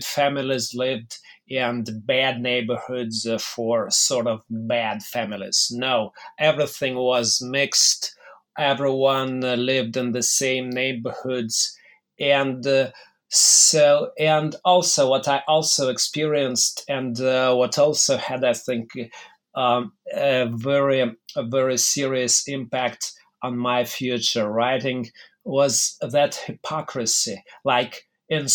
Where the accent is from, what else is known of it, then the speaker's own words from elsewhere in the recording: Mogilev, Mogilev Region, Belarus; moved away as an adult; also born or lived in Minsk, Belarus / Moscow, Russia; I was born in 1972 in Mogilev, which at the time was part of the Belarusian Soviet Socialist Republic. And I grew up in one of the worst neighborhoods of the city